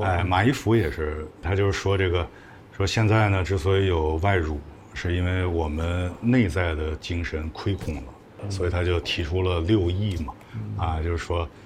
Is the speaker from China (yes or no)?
yes; Beijing, China; 那时候北京的这些幼儿园啊，全都要接待外宾